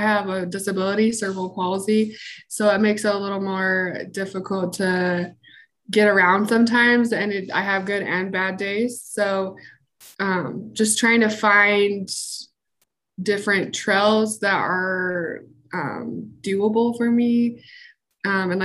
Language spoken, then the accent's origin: English; Salt Lake City, Utah, United States; I'm from Salt Lake City, Utah. I was born and raised here in Utah